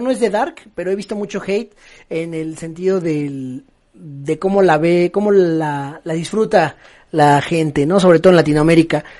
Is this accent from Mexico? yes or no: yes; Mexico; como buenos mexicanos tenemos